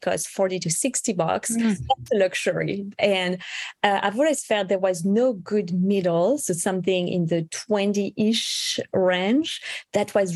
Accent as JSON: {"language": "English", "country": "France", "tie": "born or raised there", "moved": "yes", "lives_now": "United States", "said": "I was actually born and raised in France"}